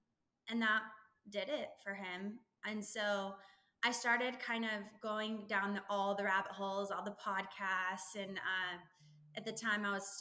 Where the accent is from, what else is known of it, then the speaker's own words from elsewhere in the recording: Texas, United States; also born or lived in California; Technically I grew up in California until I was about 10, but I've lived in Texas now for longer. I'm a Texan.